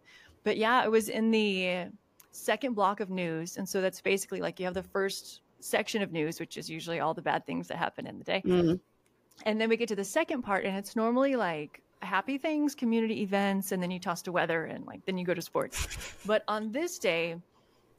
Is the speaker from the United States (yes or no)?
yes; New Mexico, United States; moved away as an adult; also born or lived in Oklahoma / Tulsa, Oklahoma; now in Dallas-Fort Worth, United States; I'm originally from New Mexico